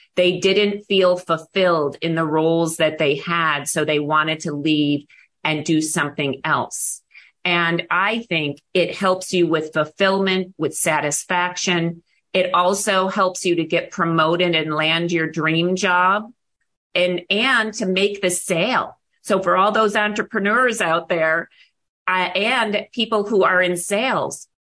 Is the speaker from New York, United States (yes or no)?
yes; Buffalo, New York, United States; moved away as an adult; now in Arizona, United States; I grew up in Buffalo, New York